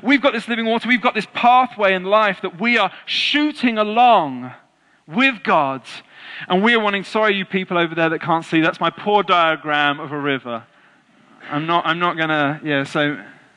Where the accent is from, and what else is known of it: England, United Kingdom